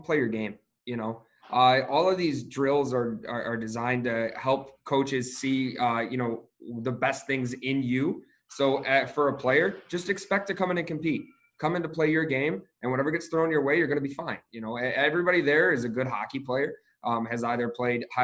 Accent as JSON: {"language": "English", "town": "Detroit", "region": "Michigan", "country": "United States", "tie": "born or raised there", "said": "I'm originally from Metro Detroit, outside of the city"}